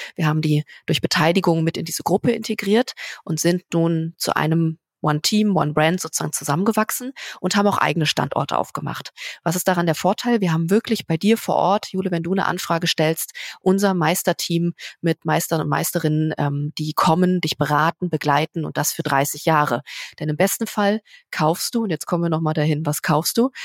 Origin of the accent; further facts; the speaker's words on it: Berlin, Germany; in meiner Heimat oh Berlin